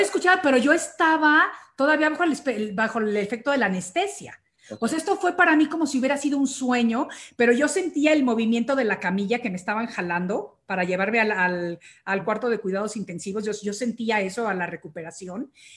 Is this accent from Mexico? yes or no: yes; Mexico; now in United States; yo soy mexicana